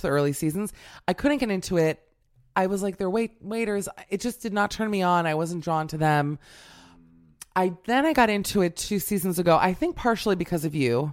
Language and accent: English; Miami, Florida, United States; I'm from Miami, but I came from a Burger King family